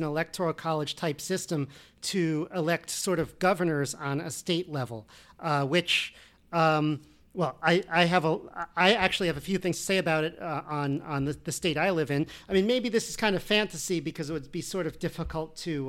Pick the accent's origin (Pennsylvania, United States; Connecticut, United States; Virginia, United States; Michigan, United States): Connecticut, United States; Weston; now in New York, United States; I grew up in Weston, very rural area, and, well, at least I went to high school there